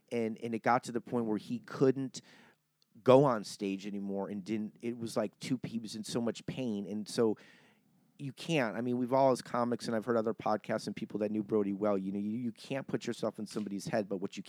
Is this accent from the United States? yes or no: yes; Cleveland, Ohio, United States; I'm from Cleveland. I mean, yeah, Midwest. That's considered Ohio's Midwest.